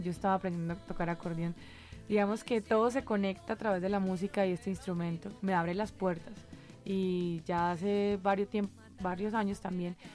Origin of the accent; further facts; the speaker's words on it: Bucaramanga, Santander, Colombia; born there; realmente yo nací en Bucaramanga eh, y fue muy importante para mí poder ir a la ciudad donde este instrumento como que más se usaba.